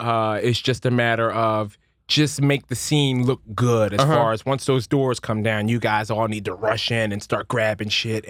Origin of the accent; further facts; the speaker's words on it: Philadelphia, Pennsylvania, United States; I'm from Philly.